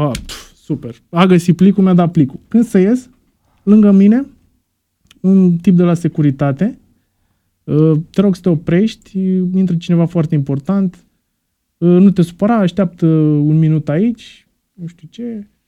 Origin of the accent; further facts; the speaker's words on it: Romania; eram din România